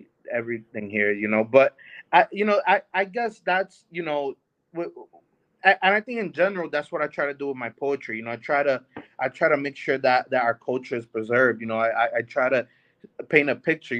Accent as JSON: {"language": "English", "town": "New York City", "region": "New York", "country": "United States", "tie": "born or raised there", "said": "growing up in the Bronx"}